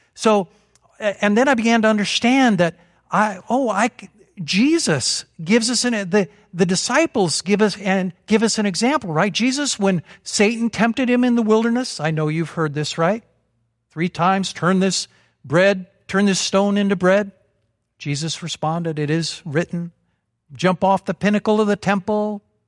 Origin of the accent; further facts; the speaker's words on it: Vermont, United States; we're from Vermont.